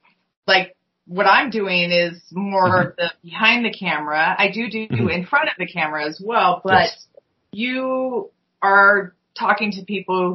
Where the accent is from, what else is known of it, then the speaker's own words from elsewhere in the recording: California, United States; also born or lived in San Diego; Especially growing up in California